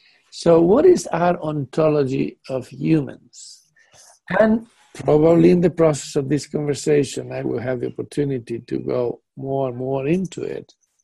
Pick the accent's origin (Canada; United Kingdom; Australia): United Kingdom; England; now in Netherlands; being a British man living in Netherlands, that Netherlands people do not think like British people.